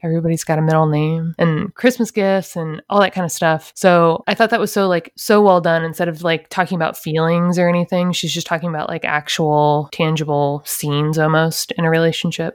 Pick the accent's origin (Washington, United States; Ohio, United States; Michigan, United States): Ohio, United States; now in Florida, United States; I'm from Ohio